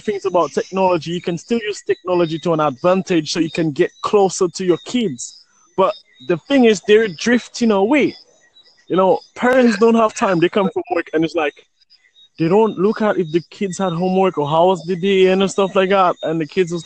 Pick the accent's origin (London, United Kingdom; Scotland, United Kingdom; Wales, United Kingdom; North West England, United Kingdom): London, United Kingdom; now in Saint Lucia; I'm from Islington, London, but I'm in the Caribbean, St. Lucia, right now